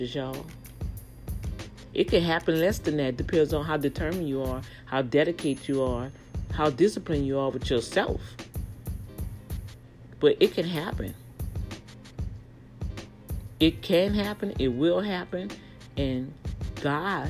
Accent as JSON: {"language": "English", "town": "New Orleans", "region": "Louisiana", "country": "United States", "tie": "born or raised there", "moved": "yes", "lives_now": "Texas, United States", "said": "my hometown, New Orleans"}